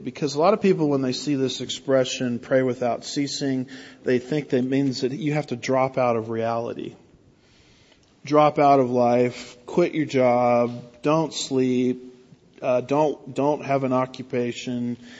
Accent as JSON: {"language": "English", "region": "California", "country": "United States", "lives_now": "Houston, United States", "said": "the only reason I can handle Houston traffic is I came from California, Southern California, where it's actually worse"}